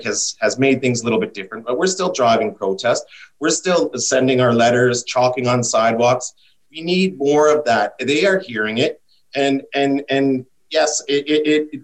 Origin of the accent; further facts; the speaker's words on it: Edmonton, Alberta, Canada; I was born in this province. I was born in the Edmonton General Hospital. I will die in this province.